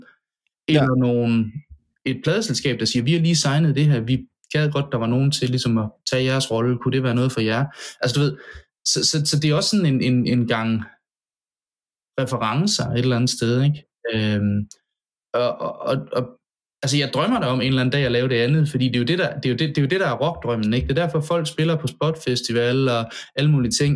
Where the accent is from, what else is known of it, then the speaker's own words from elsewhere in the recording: Central Jutland, Central Denmark Region, Denmark; moved away as an adult; jeg, altså, fem hundrede meter fra mit barndomshjem